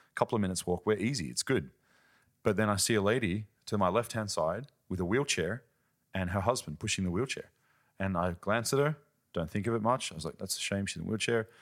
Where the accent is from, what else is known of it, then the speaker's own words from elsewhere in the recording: Australia; now in Germany; I'm from Australia, living in Germany